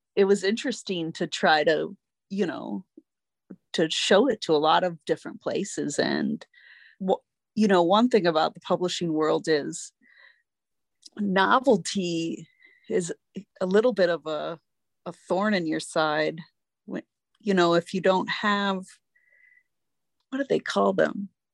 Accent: Northern Virginia, United States; my childhood growing up in Northern Virginia

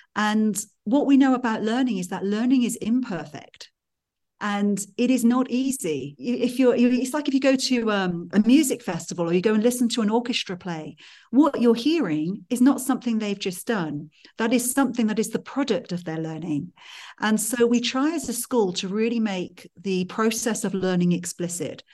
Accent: Wales, United Kingdom; now in Switzerland; I grew up in Wales in the mountains

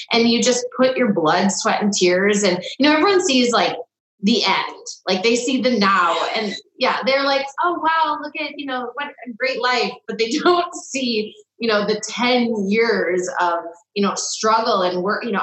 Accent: Salinas, California, United States; I was a figure skater as I grew up in Salinas.

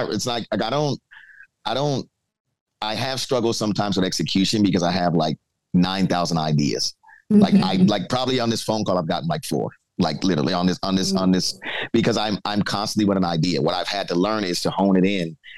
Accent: New York City, New York, United States; moved away as an adult; now in Cincinnati, United States; I come from the Bronx.

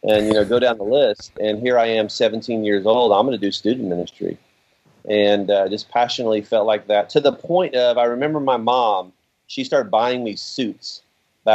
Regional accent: Oak Ridge, Tennessee, United States; my home's Oak Ridge. I'm from East Tennessee as well

